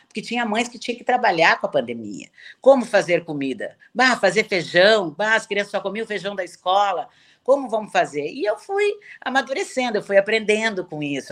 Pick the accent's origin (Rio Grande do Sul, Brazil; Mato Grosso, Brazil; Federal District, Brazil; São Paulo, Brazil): Rio Grande do Sul, Brazil; Porto Alegre; eu sou gaúcha, sempre morei em Porto Alegre